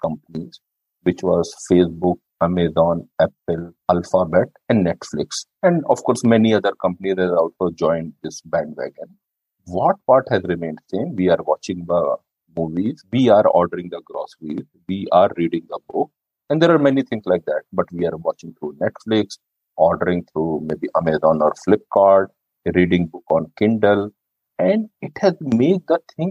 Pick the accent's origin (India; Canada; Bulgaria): India; North India; I am from North India